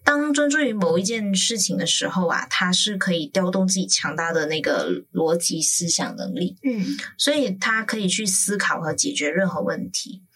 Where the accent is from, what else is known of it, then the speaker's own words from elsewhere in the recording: Malaysia; now in Taiwan; 我一个马来西亚人